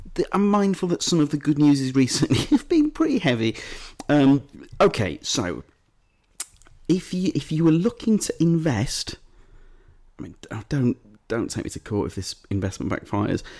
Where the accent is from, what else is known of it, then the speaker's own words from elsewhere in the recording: Leeds, Yorkshire and the Humber, United Kingdom; accent: Leeds; My Leeds accent